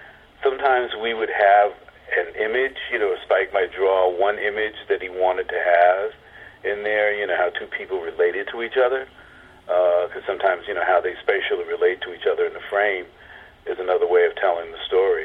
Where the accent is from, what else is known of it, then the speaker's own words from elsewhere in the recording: New Jersey, United States; I'm from New Jersey